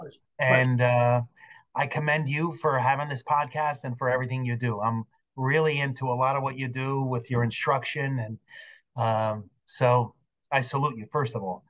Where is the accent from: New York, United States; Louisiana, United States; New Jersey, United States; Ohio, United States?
New Jersey, United States; East Rutherford; I grew up in East Rutherford